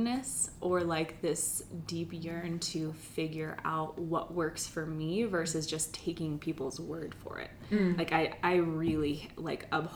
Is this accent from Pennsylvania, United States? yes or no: yes; Pennsylvania, United States; I grew up in Pennsylvania, and I grew up with three older brothers